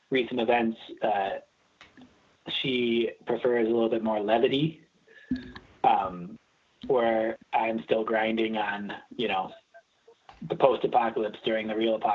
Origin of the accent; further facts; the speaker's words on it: Milwaukee, Wisconsin, United States; I grew up like in the suburbs outside, but yeah, I've been here.